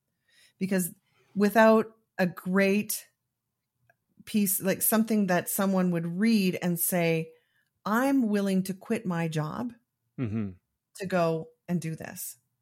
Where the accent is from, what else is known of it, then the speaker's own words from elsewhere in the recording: Calgary, Alberta, Canada; I don't think there's too many. There's a few of us on there, but I'm the one from Calgary.